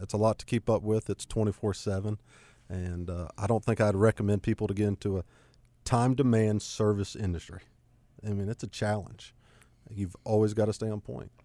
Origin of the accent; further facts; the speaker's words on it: Gastonia, North Carolina, United States; also born or lived in Cramerton, North Carolina; born and raised in Gastonia. Uh, didn't get very far living in Cramerton now.